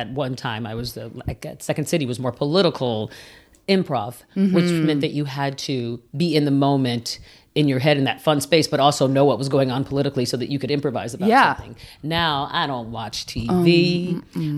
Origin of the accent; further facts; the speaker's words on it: Midwest, United States; now in Los Angeles, United States; I'm from the Midwest